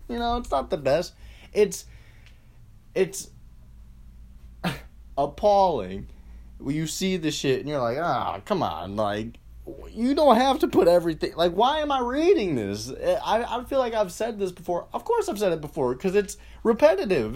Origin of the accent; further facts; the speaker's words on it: Lorain, Ohio, United States; I'm from Lorain, Ohio